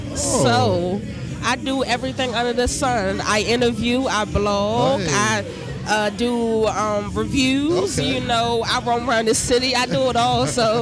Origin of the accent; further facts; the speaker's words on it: Washington, District of Columbia, United States; Definitely from the city, born and raised.